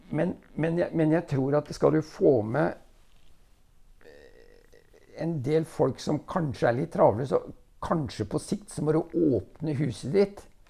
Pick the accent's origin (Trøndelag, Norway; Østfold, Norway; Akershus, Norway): Østfold, Norway; Rygge; also born or lived in Nesbyen, Hallingdal / Jeløya, Moss; vokste jeg opp først på Larkollen, og så i Rygge, og så i Råde